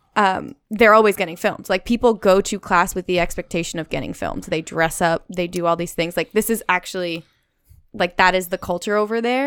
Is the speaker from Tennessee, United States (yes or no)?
no; New York City, New York, United States; moved away; I grew up in Queens, New York.